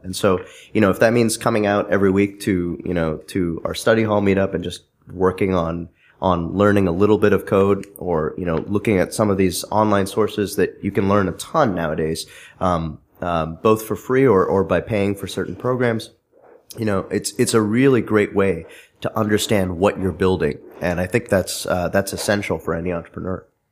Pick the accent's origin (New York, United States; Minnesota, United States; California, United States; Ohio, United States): California, United States; Bay Area; now in Connecticut, United States; I grew up in California in the Bay Area.